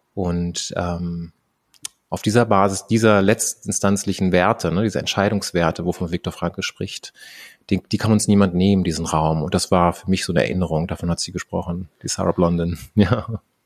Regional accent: Germany; bin ich einfach in Deutschland aufgewachsen

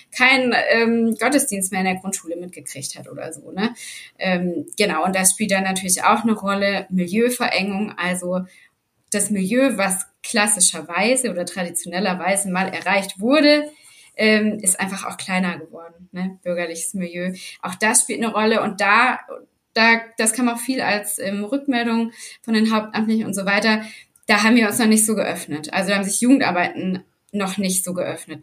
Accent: Black Forest, Baden-Württemberg, Germany; Also ich bin unten im Schwarzwald aufgewachsen

